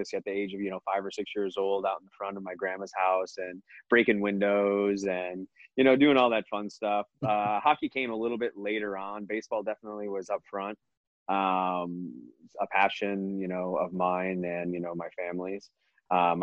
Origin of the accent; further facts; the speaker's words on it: Michigan, United States; moved away; growing up in Michigan was fantastic